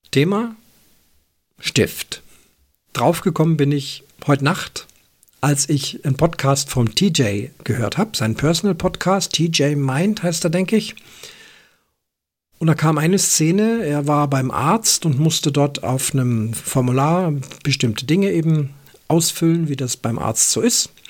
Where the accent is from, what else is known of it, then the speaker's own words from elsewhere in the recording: Switzerland; Aber auch bei uns in der Schweiz gab es solche Tendenzen mit den Bayern als Vorbild.